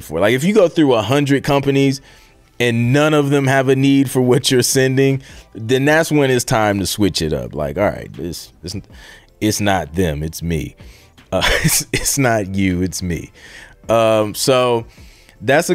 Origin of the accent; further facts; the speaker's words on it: Ohio, United States; I'm from Ohio